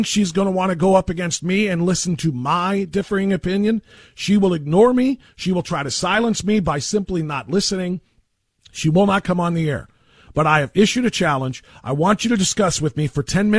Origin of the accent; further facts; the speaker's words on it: Elyria, Ohio, United States; my hometown of Elyria, Ohio